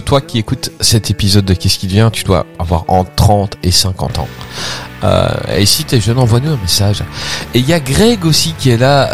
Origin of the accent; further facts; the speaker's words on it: Belgium; je suis belge